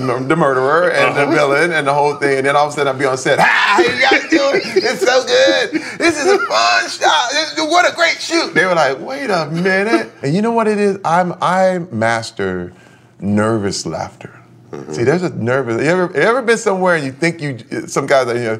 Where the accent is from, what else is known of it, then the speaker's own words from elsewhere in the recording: Flint, Michigan, United States; Growing up in Flint, Michigan, I saw people who traded their dreams in for security.